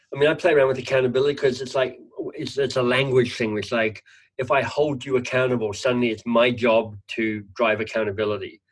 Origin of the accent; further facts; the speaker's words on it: Australia; moved away; nieces and nephews actually in Australia as an Australian